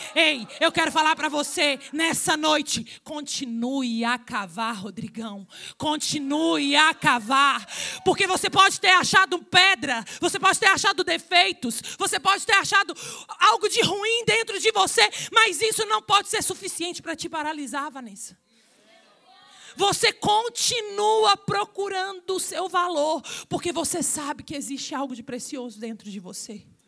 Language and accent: Portuguese; Minas Gerais, Brazil; Mineira, porque eu sou de Minas